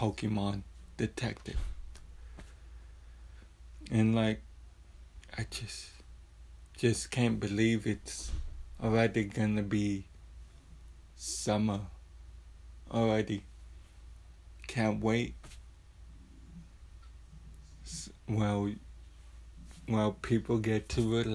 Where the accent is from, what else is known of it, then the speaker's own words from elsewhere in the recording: San Antonio, Texas, United States; born and raised in San Antonio